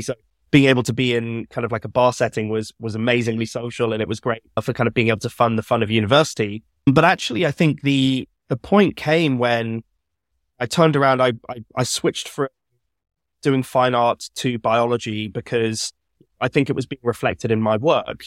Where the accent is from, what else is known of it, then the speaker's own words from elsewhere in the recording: Birmingham, West Midlands, United Kingdom; I grew up in Birmingham